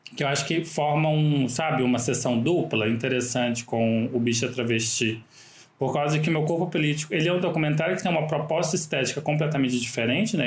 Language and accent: Portuguese; Catalão, Goiás, Brazil; moved away as an adult; also born or lived in Rio de Janeiro; eu nasci em Catalão, né? Eu morei lá até meus 26 anos de idade